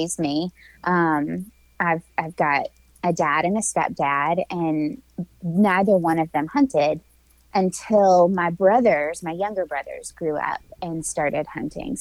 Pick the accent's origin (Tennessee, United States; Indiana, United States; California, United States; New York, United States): Tennessee, United States; also born or lived in Alabama; I hail from the Southeast. I'm a Tennessee girl that spent a little bit of time in my young adult life in Alabama.